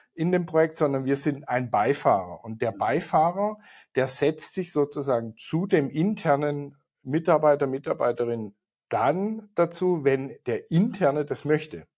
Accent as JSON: {"language": "German", "area": "Swabia", "region": "Baden-Württemberg", "country": "Germany", "moved": "yes", "lives_now": "Munich, Germany", "said": "hier aus München. Der eine oder andere wird es hören. Ich komme ursprünglich mal aus Schwaben"}